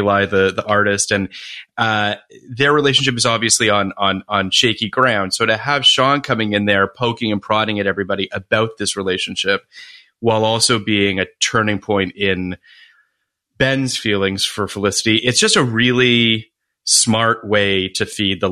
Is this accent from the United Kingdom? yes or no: no; Toronto, Ontario, Canada; I grew up in Toronto